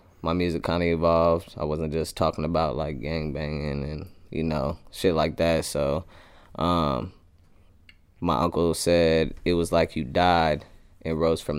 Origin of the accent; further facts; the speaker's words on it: Des Moines, Iowa, United States; also born or lived in Phoenix, Arizona / Las Vegas, Nevada; Yeah, I was born in Iowa, basically raised in Iowa. I moved to Phoenix, Arizona when I was around 13 and lived there for like half a year and then moved back.